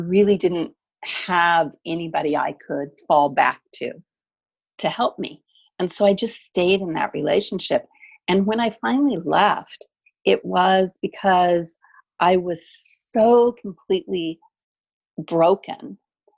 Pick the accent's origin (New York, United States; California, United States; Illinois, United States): California, United States; the mountains in Southern; also born or lived in Seattle, Washington; I actually grew up in the mountains in Southern California. So I grew up in a little tiny town with 300 full-time residents, way up in snow country.